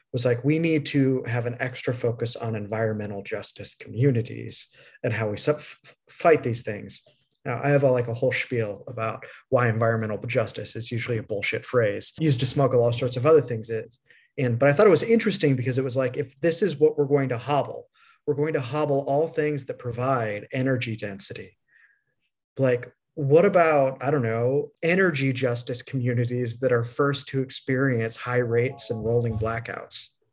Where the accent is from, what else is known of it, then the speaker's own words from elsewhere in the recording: Midwest, United States; I'm from the Midwest